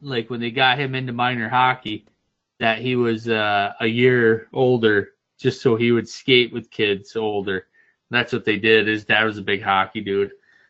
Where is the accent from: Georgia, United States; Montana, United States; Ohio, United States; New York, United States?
New York, United States; upstate; Growing up in upstate New York, we go to Ontario, Quebec just to get fucked up